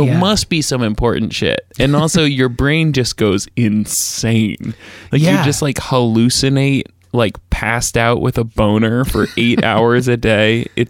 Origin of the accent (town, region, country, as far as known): Seattle, Washington, United States